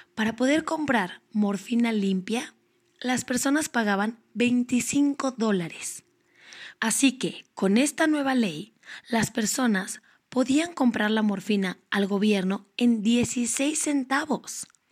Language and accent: Spanish; Mexico